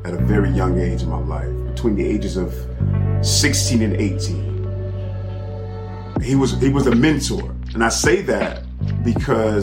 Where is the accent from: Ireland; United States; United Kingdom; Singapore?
United States; Miami, Florida; I'm from Miami